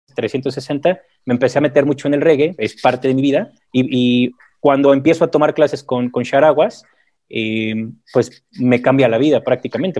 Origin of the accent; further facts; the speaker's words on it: Mexico; soy mexicano, tengo 43 años. Eh, mi madre es mexicana, mi padre es colombiano